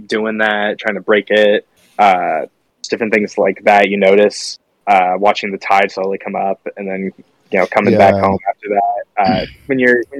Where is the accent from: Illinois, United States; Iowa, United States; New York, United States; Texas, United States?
Iowa, United States; moved away as an adult; also born or lived in Oregon; I'm growing up in Iowa